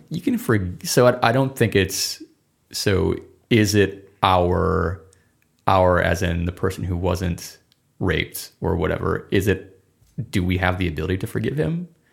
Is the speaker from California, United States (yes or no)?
no; Minnesota, United States; I'm from Minnesota